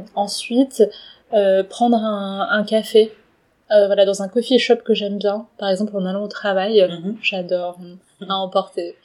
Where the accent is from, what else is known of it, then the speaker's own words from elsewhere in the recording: Paris, Île-de-France, France; je suis née à Paris et donc euh, d'origine chinoise